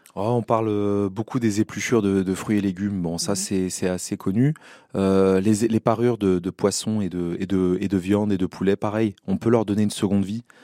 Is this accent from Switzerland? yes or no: no; Seine-Saint-Denis, Île-de-France, France; j'ai grandi en Seine-Saint-Denis